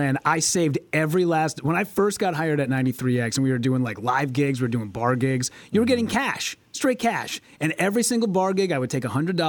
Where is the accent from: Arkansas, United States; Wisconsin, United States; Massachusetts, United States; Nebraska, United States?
Wisconsin, United States; La Crosse; now in Minneapolis, United States; But I do remember when I first came to Minneapolis, because I came from La Crosse, Wisconsin